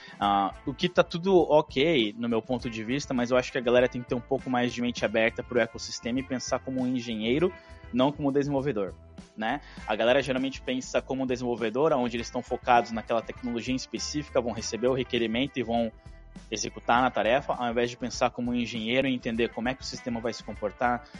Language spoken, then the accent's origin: Portuguese; Brazil; first language Portuguese; moved away as an adult; also born or lived in Canada; now in Ottawa, Canada; como bom brasileiro, eu demorei para aplicar para minha cidadania